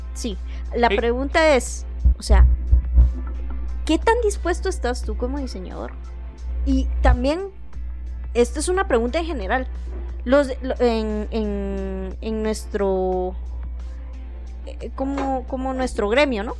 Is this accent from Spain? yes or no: no; Guatemala; accent: capitalino; cada uno de nosotros como guatemaltecos